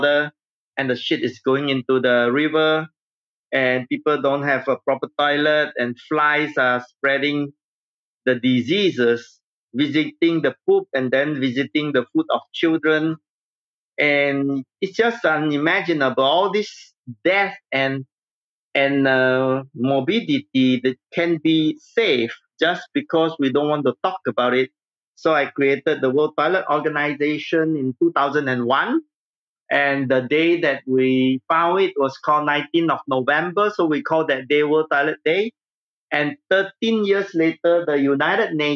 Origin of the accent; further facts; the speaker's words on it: Singapore; I grew up in Singapore